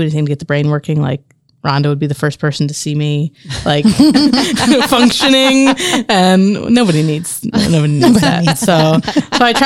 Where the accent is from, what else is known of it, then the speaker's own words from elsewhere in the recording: Marion, Indiana, United States; So I was born here in Marion. My parents lived here, grew up here, and several generations, a family going back here. Grew up in the same house my whole life.